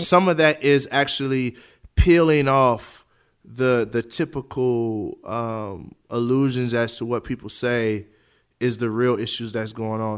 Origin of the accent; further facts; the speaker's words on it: United States; As a taxpayer, as an American, I was born here. I don't know nothing else but America.